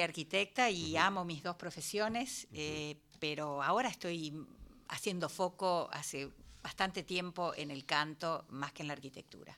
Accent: San Miguel, Buenos Aires Province, Argentina; Yo soy de San Miguel

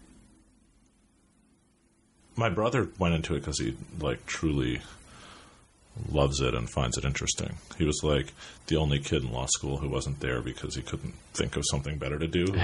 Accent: New York City, New York, United States; also born or lived in Brooklyn; I grew up in New York. I grew up in Manhattan.

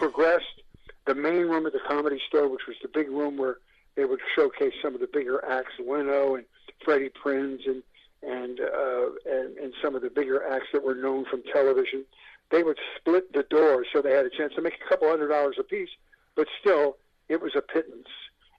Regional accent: Buffalo, New York, United States; moved away as an adult; now in California, United States; I came out in 1980 from Buffalo, New York.

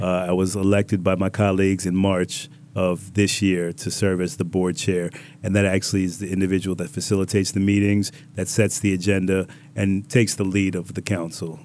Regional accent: Riviera Beach, Florida, United States; also born or lived in Bronx, New York / Jamaica (ancestry); my family moved down when I was five years old, and we've been down in Palm Beach ever since, in West Palm and Revere Beach

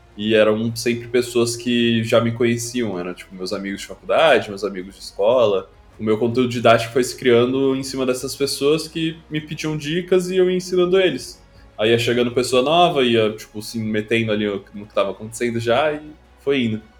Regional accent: Rio Grande do Sul, Brazil; eu nasci e cresci no Rio Grande do Sul

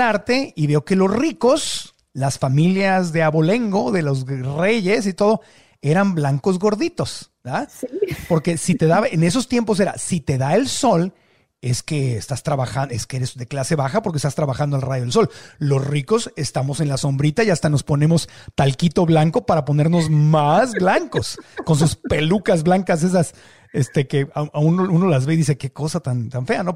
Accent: Mexico; Yo nací en el México de 1969

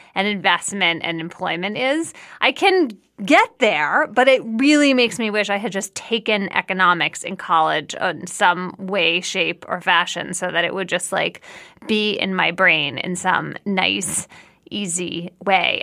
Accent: Philadelphia, Pennsylvania, United States; I grew up in Germantown in East Falls inside Philadelphia

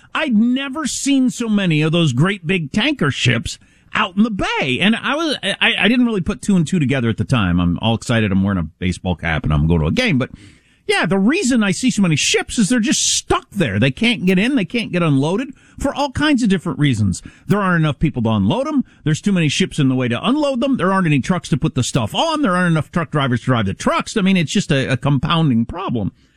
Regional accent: United States; I, am as an American, I'm not used to supply chain interruptions

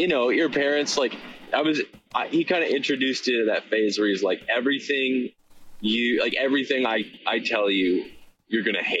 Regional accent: Victoria, British Columbia, Canada; Like, I'm from Victoria, BC, so there's lots of like cover music that happens there

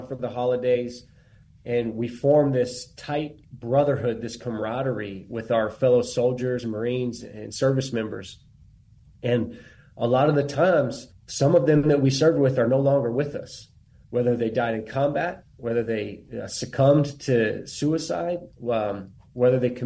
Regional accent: Bandera, Texas, United States; I'm from Bandera, Texas, which is where the Warriors Heart Texas location is

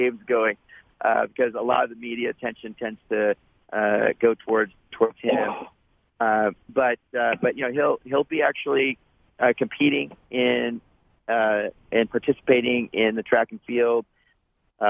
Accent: Santa Barbara, California, United States; I grew up in Santa Barbara, right? So, big surf town

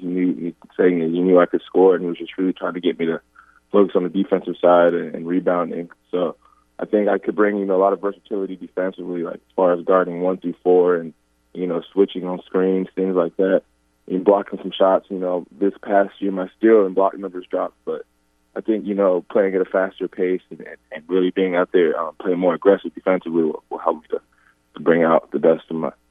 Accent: San Antonio, Texas, United States; I'm from San Antonio. The Spurs were not my favorite team, so I wasn't really a Spurs fan growing up.

